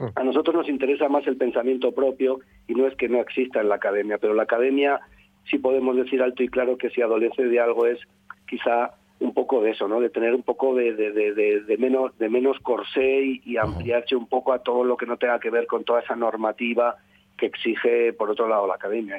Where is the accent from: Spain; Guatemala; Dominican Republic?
Spain; Durango, Basque Country; yo nací en Durango, que eso está en la provincia de Vizcaya